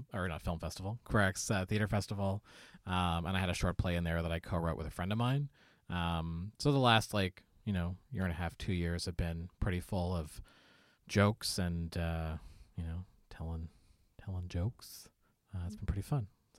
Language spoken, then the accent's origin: English; Nova Scotia, Canada; now in Halifax, Canada; I grew up on the Eastern Shore of Nova Scotia, but I live in the city now.